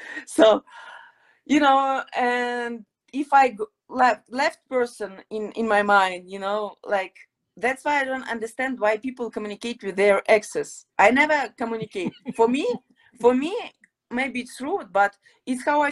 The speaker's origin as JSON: {"language": "English", "town": "Odesa", "region": "Odesa Oblast", "country": "Ukraine", "tie": "born or raised there", "also_born_or_lived": "Crimea / Mykolaiv", "second_language": "English", "moved": "yes", "said": "my hometown is Odessa, beautiful city, huge city, more than 1 million people in the city"}